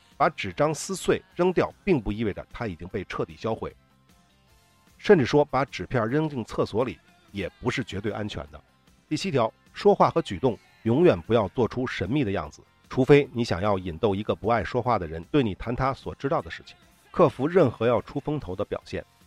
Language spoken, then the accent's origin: Chinese; China; 我们中国人说的仙人跳